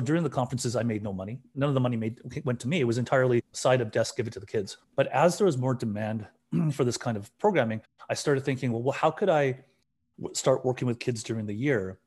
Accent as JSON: {"language": "English", "town": "Burnaby", "region": "British Columbia", "country": "Canada", "tie": "born or raised there", "said": "growing up in Burnaby, it's a life that I knew"}